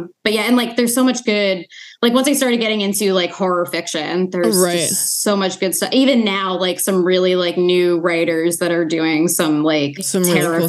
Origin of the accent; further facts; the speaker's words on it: Boston, Massachusetts, United States; now in Philadelphia, United States; I'm from Boston, but I've like lived in and around Philly for like 10 years.